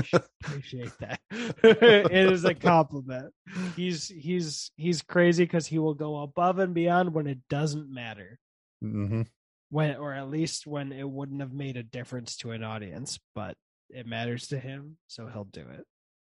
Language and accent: English; Germany; born there; because I was born in Germany on a US Army base.